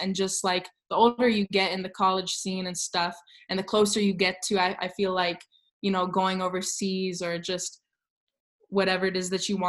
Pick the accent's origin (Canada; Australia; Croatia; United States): Canada; growing up in Canada, it's not necessarily instilled from a young age.